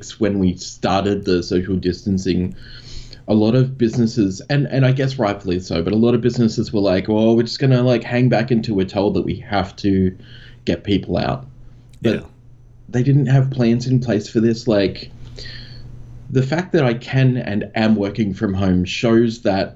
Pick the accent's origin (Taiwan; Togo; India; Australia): Australia; this weird accent that I have, I'm Australian.